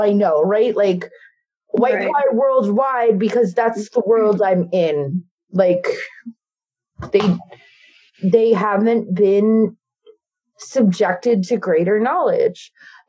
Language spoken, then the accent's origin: English; New York, United States; growing up in New York